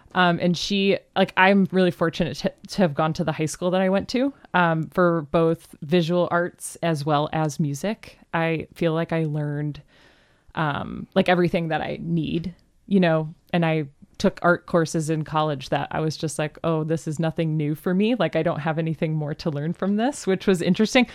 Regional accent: Cleveland, Ohio, United States; now in Seattle, United States; I grew up in Cleveland, Ohio

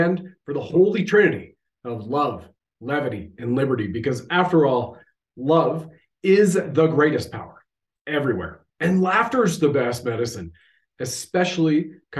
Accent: Canada

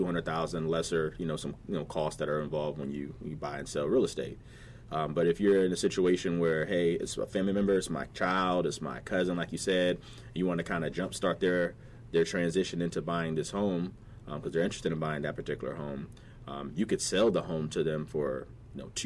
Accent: Virginia Beach, Virginia, United States; growing up in Virginia Beach, College Park to be exact

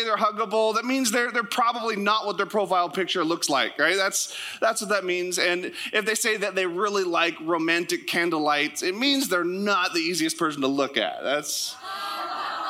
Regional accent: Sitka, Alaska, United States; moved away; also born or lived in Canada; my hometown was in the ad. Sitka, Alaska

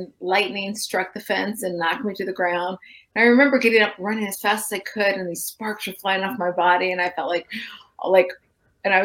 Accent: Florida, United States; I grew up in Florida, which is a common place for lightning strikes

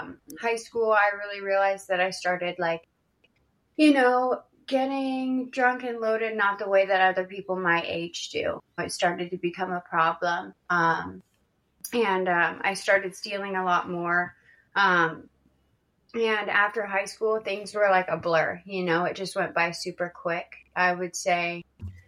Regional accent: Washington, United States; I grew up in Washington State, not to be confused with Washington, D.C.

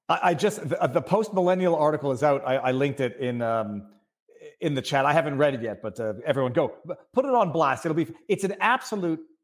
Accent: Canada; I'm Canadian

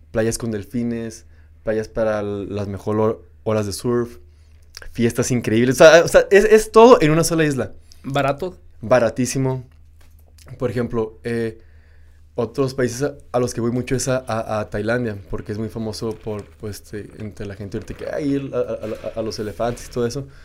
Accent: Ciudad Juárez, Chihuahua, Mexico; moved away as an adult; now in Ubud, Indonesia; soy de México, no, no, soy de Juárez

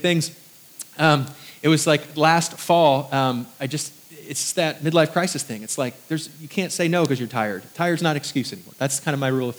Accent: Indiana, United States; moved away as an adult; also born or lived in New York; now in Southern United States; I was from New York for the first 10 years of my life and then Indiana, which is kind of country

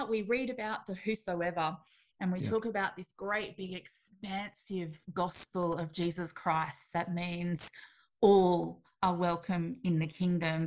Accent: Australia; accent: Australian; also born or lived in Melbourne; You can probably pick up by the accent that I am also Australian

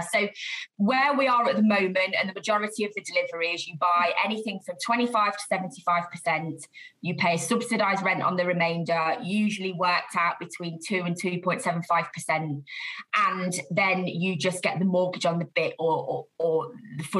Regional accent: Leicester, East Midlands, United Kingdom; I'm hail from the Midlands, so I was born and bred in Leicester

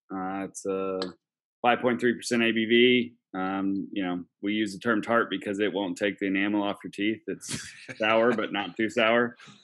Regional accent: Oklahoma City, Oklahoma, United States; I grew up in Oklahoma City

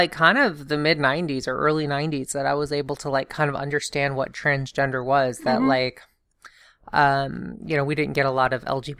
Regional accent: the South, United States; I grew up in the South. We were evangelical.

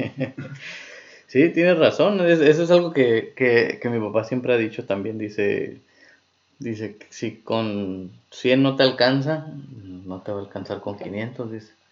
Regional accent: Mexico; como mexicanos

